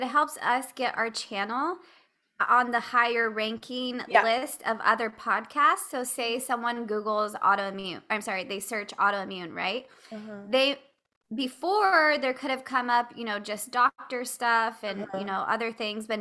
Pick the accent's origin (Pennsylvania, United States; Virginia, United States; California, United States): California, United States; I'm from California